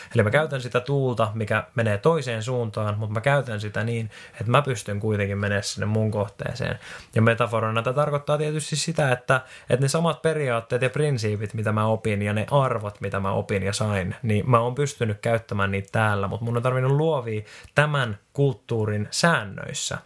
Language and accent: Finnish; Finland; moved away as an adult; also born or lived in Australia; Ja sitten mä tulin tänne Suomeen takaisin.